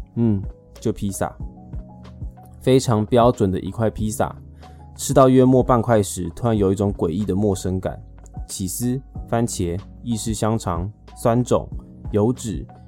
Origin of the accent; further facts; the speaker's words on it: Taipei, Taiwan; 身为一个土生土长的天龙明， 结婚后有来亲戚帮助， 运气很好地继续活在台北市蛋黄区